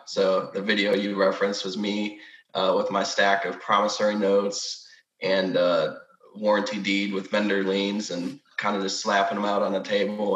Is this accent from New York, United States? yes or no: no; Rochester, Michigan, United States; now in Texas, United States; I'm currently in Michigan, my hometown, Rochester. I live in Texas